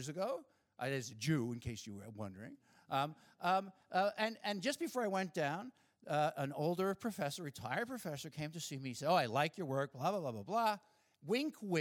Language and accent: English; Long Island, New York, United States; When I was a kid, growing up in Long Island, not so far from here